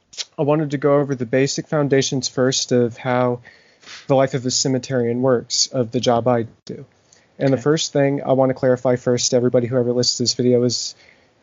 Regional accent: Knoxville, Tennessee, United States; I am from Knoxville, Tennessee

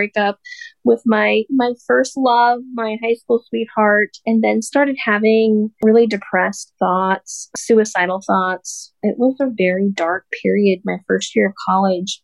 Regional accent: Sterling, Colorado, United States; So I'm a Colorado native. I'm from Sterling, Colorado. I was born and raised there

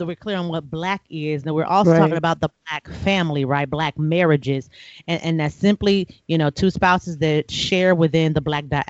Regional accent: United States; I'm American

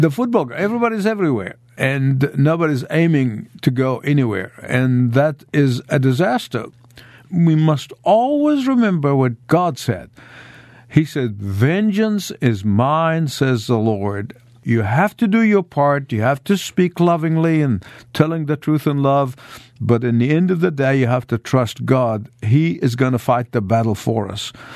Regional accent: Egypt; moved away as an adult; as a, as a high school student in Egypt

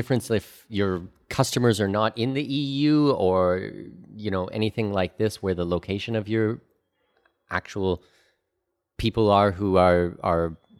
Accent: Canada; also born or lived in Middle East / Australia / Singapore / New Zealand; now in Panama; You know, I'm Canadian. I lived in the Middle East for 8 years. I lived in Australia and Singapore and New Zealand and all over the place. And now I live in Panama.

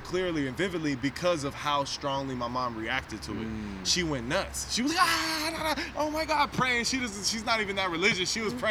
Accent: San Francisco, California, United States; And so my story, I was born on Geary at Kaiser. And then...

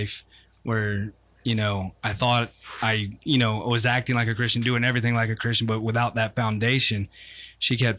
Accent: Ocoee, Florida, United States; I grew up in Ocoee

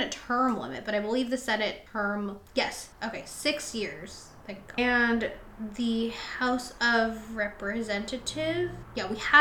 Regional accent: United States; we're American.

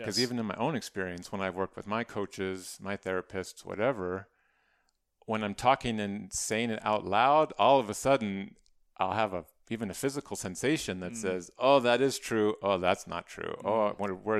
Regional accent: Arizona, United States; also born or lived in Phoenix, United States; So I was originally from Arizona, grew up in a really small town in northeastern Arizona, went to college, NAU, Flagstaff, and then I lived in Phoenix for about 17 years.

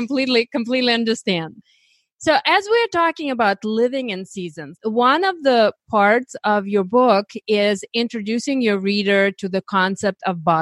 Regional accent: Ukraine; moved away; I was born in Eastern Europe in Ukraine

